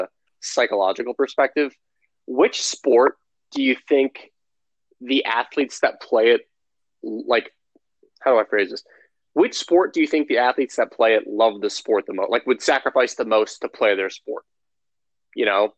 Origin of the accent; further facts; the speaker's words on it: Chicago, Illinois, United States; I'm obviously from Chicago